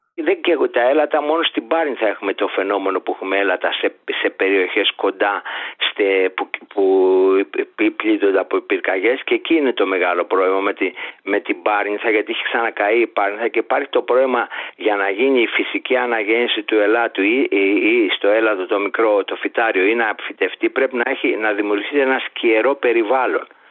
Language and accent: Greek; Greece; εμείς σαν Έλληνες